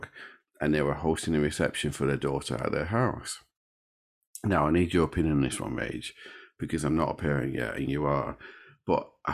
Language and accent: English; Sheffield, Yorkshire and the Humber, United Kingdom; I come from Sheffield